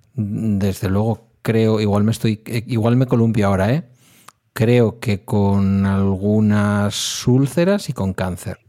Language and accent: Spanish; Basque Country, Spain; Como vasco